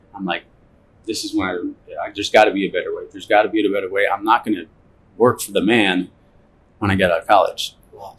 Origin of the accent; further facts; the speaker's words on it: Cleveland, Ohio, United States; I grew up in Cleveland, Ohio.